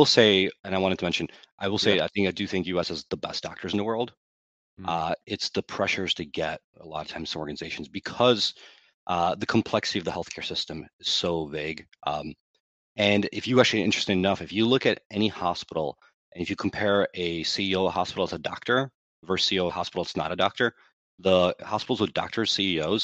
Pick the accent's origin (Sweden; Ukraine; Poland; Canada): Ukraine; now in United States; I was born in Ukraine